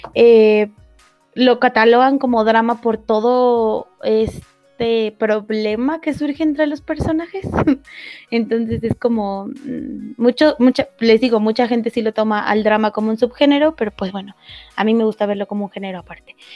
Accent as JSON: {"language": "Spanish", "region": "northern Mexico", "country": "Mexico", "accent": "norteña", "said": "de repente se me sale como la norteña"}